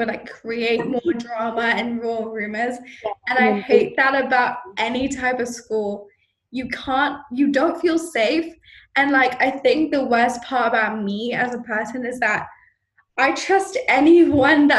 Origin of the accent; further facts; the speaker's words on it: Malaysia; I am Malaysian, but, like, obviously, like, I'm not as fluent.